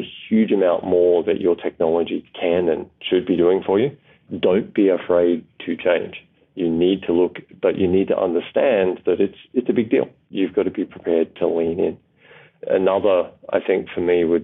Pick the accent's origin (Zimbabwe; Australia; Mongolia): Australia; as an Australian